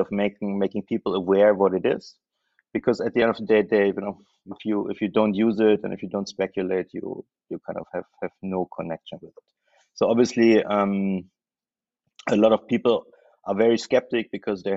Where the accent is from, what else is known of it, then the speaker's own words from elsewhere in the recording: Germany; moved away as an adult; also born or lived in Berlin; now in Thailand; I am German, so I moved here from Germany